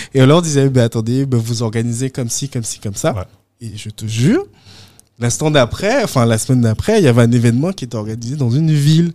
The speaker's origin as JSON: {"language": "French", "country": "Guadeloupe", "moved": "yes", "said": "je pense avoir gardé toujours un contact avec la Guadeloupe."}